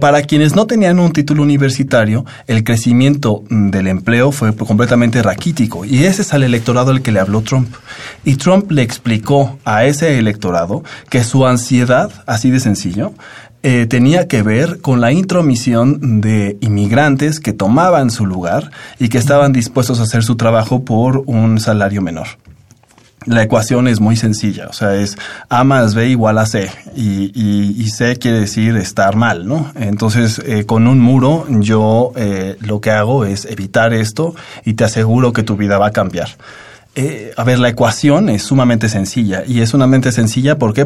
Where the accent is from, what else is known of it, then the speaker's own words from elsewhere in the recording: Mexico; Como mexicanos